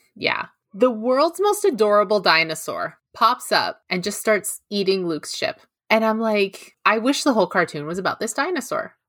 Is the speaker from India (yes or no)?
no; Toronto, Ontario, Canada; accent: GTA Canadian; It's like a G T A Canadian accent